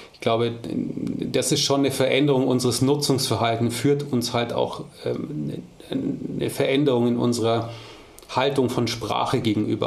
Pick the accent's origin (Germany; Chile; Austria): Germany; Munich, Bavaria; moved away as an adult; now in Ruhr area, Germany; als Münchner